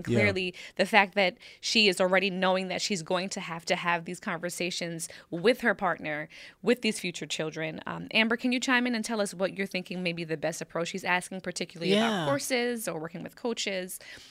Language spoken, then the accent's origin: English; Jamaica; I'm Jamaican. Yadi. Link up. I am Jamaican and my wife is white Caucasian. I was adopted and raised by a white family.